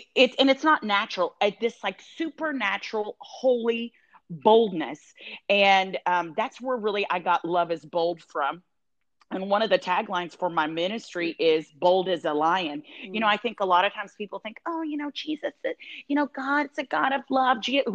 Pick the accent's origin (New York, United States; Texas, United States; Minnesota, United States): Texas, United States; Dallas; also born or lived in Tulsa, Oklahoma; now in Tampa, United States; I hung out and stayed there in Tulsa and worked at the Prayer and Healing Center. I was there for like 7 years. And then I'm from Dallas originally, so I moved back there.